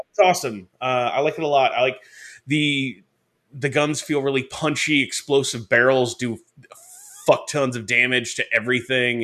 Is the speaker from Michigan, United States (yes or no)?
yes; Detroit, Michigan, United States; I grew up in Detroit